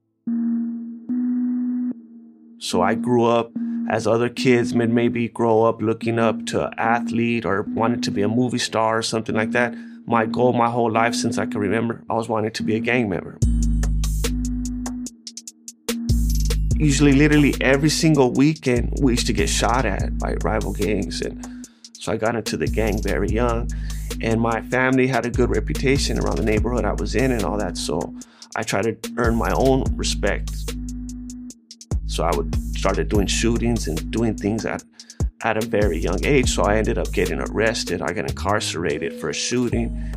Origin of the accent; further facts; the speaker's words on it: United States; I'm American-Mexican